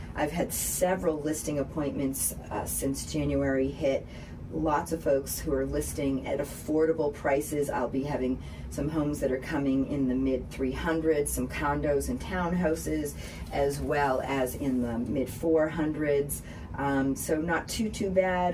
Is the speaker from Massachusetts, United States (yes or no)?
yes; Boston, Massachusetts, United States; accent: Boston; now in Hendersonville, United States; my Boston accent